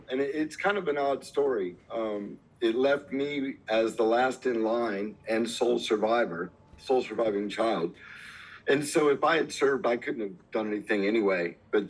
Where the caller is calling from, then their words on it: Georgia, United States; I'm about an hour north of Atlanta in the base of the Blue Ridge Mountains.